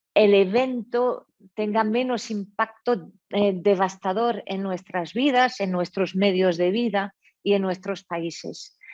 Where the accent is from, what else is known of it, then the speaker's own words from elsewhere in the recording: France; moved away; soy francesa de, origen